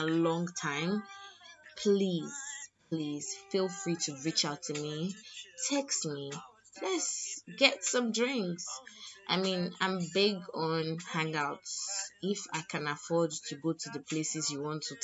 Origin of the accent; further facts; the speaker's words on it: Lagos, Nigeria; I'm from Lagos